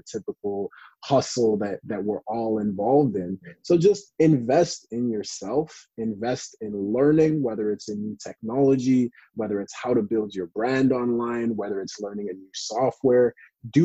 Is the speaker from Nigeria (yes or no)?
no; Canada; I'm from Canada